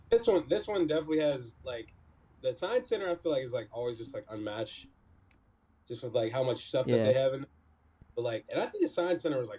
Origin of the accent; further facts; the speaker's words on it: Pittsburgh, Pennsylvania, United States; moved away as an adult; now in Houston, United States; I'm from Pittsburgh.